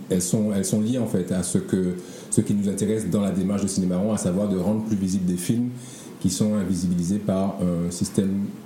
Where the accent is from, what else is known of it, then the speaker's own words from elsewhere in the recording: Martinique, France; now in Guadeloupe, France; Je suis réalisateur, je suis en Guadeloupe depuis trois ans, je suis martiniquais d'origine.